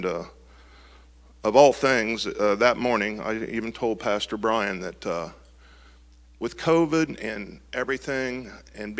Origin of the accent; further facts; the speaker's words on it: Marysville, Ohio, United States; I grew up here in Marysville, you know, graduated high school and all that. So this is basically my hometown